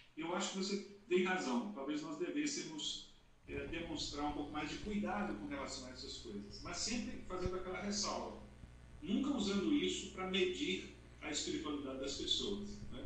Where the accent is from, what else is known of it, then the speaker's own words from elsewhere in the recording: Montes Claros, Minas Gerais, Brazil; sou do interior de Minas Gerais, norte de Minas Gerais, Montes Claros